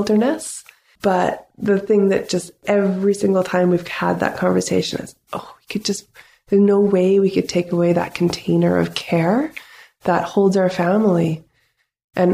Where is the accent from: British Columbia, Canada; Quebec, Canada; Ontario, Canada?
British Columbia, Canada; North Vancouver; moved away as an adult; now in Pender Island, Canada; I grew up in the city. I grew up in North Vancouver.